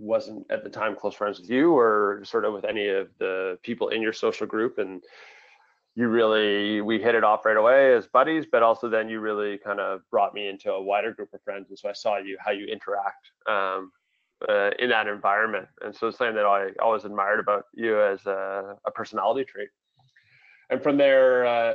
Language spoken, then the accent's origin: English; Vancouver, British Columbia, Canada; growing up in Vancouver, a very multicultural city